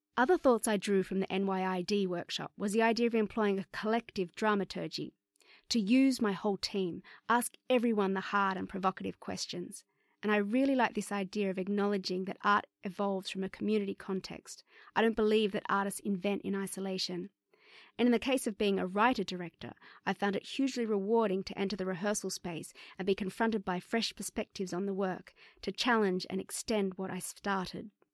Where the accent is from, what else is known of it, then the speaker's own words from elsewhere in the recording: Bankstown, New South Wales, Australia; also born or lived in London; as a young person growing up in the Bankstown area